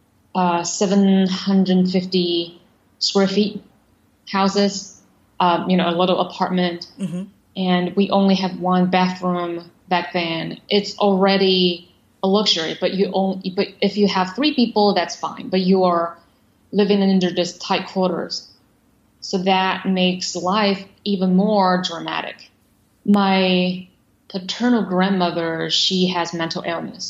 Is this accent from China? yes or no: yes; Shanghai, China; moved away as an adult; also born or lived in United States; I was born in Shanghai in the late 1980s.